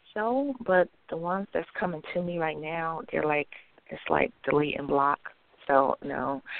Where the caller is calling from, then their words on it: Macon, Georgia, United States; I'm calling from Macon, Georgia.